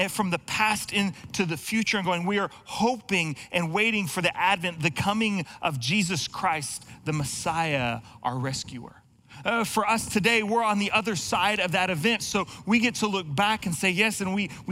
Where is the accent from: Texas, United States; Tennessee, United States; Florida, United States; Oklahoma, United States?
Texas, United States; now in Pacific Northwest, United States; I'm not originally from this area like so many of us, and I grew up in Texas